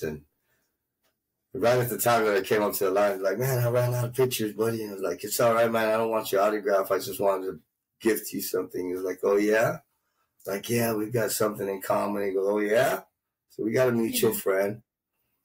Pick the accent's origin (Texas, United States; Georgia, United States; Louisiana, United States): Texas, United States; Mission; also born or lived in Winfield, Illinois; I grew up in the Rio Grande Valley, Mission, Texas